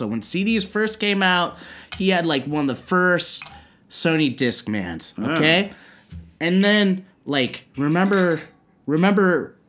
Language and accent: English; San Bruno, California, United States; moved away as an adult; now in Japan; My mom's from San Jose. I'm from San Bruno. I represent San Bruno, the home of YouTube. We've had fire. We've had big explosions, mass shootings. But I love my hometown